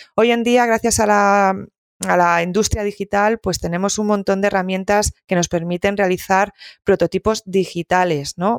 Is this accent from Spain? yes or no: yes; Galicia, Spain; siendo un poco gallega